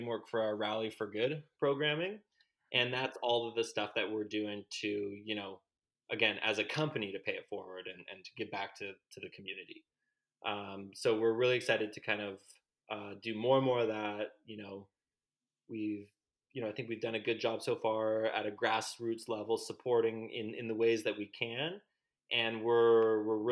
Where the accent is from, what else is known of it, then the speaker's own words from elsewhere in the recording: Canada; We're all Canadian